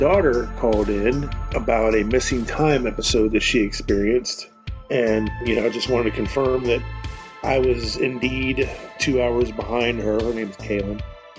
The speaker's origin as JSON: {"language": "English", "town": "Cincinnati", "region": "Ohio", "country": "United States", "said": "I'm from Cincinnati, River Valley area, southern Ohio."}